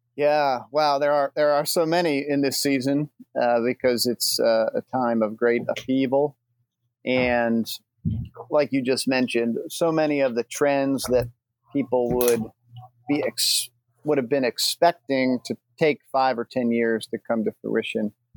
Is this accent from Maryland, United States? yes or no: yes; north of Baltimore, Maryland, United States; I grew up in a little bit north of Baltimore, Maryland